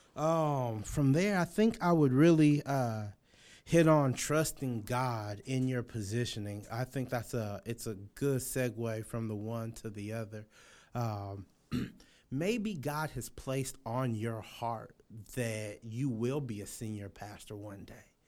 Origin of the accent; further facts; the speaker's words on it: Los Angeles, California, United States; moved away; I'm from Los Angeles, California